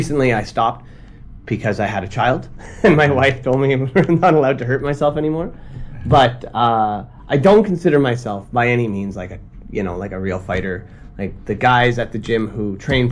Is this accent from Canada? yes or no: yes; Ottawa, Ontario, Canada; moved away as an adult; also born or lived in China; now in Tokyo, Japan; I'm from Canada. I'm from Ottawa, Canada